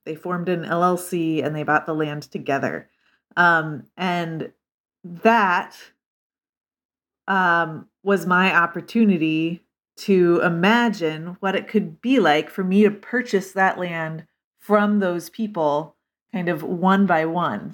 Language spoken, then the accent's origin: English; Lincoln, Nebraska, United States; moved away as an adult; also born or lived in Northfield, Minnesota; I grew up in Lincoln, Nebraska